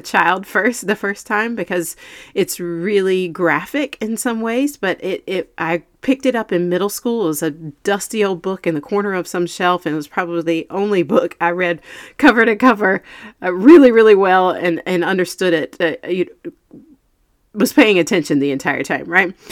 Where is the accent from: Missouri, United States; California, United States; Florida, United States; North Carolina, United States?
North Carolina, United States; Eastern; growing up in Eastern North Carolina